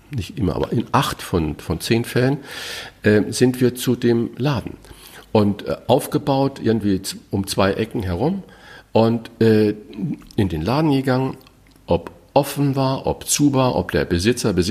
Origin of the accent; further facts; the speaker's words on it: Saarland, Germany; Mein Sprachfehler, ich bin halt Saarländer und ähm, das CH ist sch Immer.